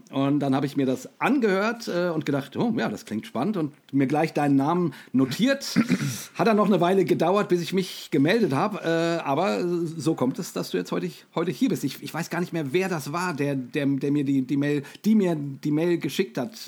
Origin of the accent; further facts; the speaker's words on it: Rhine-Main area, Hesse, Germany; ich bin mit Startbahn West aufgewachsen. Ne? Ähm, ähm ich ich komme ja aus dem, aus dem Rhein-Main-Gebiet